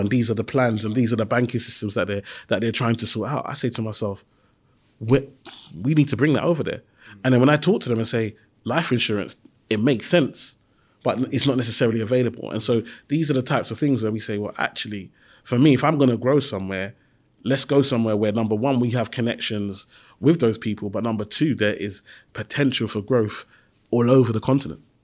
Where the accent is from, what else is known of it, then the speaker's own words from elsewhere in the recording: London, United Kingdom; I grew up in Tower Hamlets